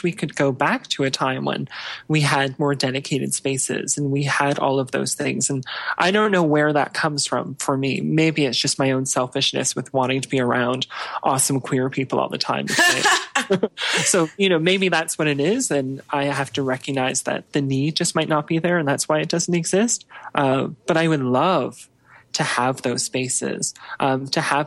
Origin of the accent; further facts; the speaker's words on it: Ontario, Canada; moved away as an adult; now in Calgary, Canada; I grew up in Ontario. I grew up in a town of about just a few thousand people. So a smaller town. But I moved out to Calgary about 10 years ago.